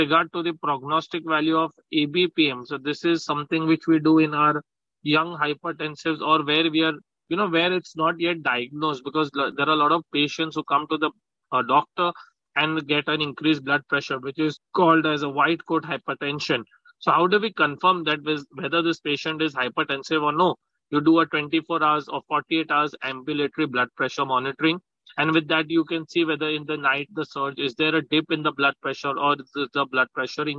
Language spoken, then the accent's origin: English; Mumbai, Maharashtra, India; I'm from Mumbai